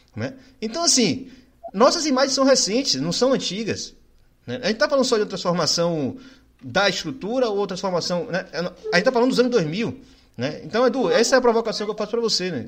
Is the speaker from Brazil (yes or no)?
yes; Northeast Brazil, Brazil; eu sou nordestino